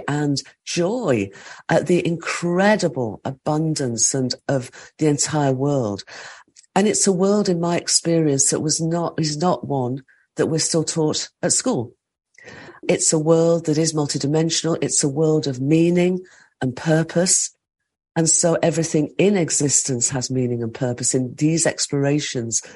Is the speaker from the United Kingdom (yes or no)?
yes; the Midlands of England, United Kingdom; I grew up in the Midlands of England, in an industrial part of England.